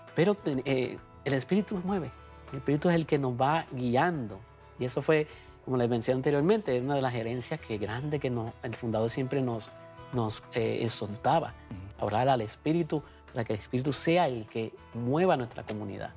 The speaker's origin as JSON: {"language": "Spanish", "town": "Comerío", "country": "Puerto Rico", "tie": "born or raised there", "moved": "as an adult", "lives_now": "United States", "said": "en mi pueblo natal, allá en Comerío, Puerto Rico, de la diócesis de Caguas"}